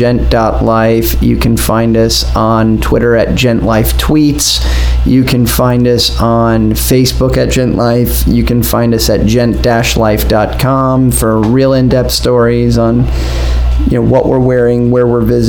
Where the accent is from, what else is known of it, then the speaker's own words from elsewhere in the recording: New York, United States; moved away as an adult; also born or lived in Boston / Cleveland / Nashville / Miami; now in Orlando, United States; That's my hometown